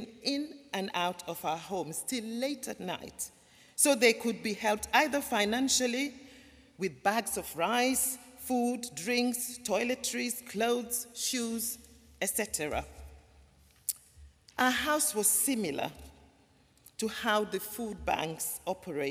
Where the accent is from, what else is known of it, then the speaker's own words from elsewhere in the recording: Gambia; moved away; also born or lived in London; I was born in the Gambia in West Africa, a small country